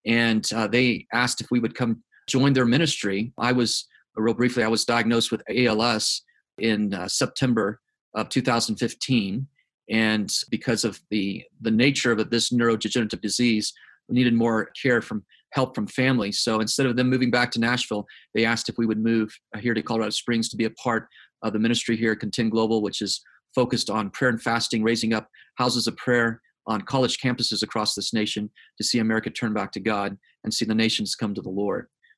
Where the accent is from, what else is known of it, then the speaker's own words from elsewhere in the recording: South Korea; now in United States; So, born and raised in South Korea on the mission field, third generation missionary.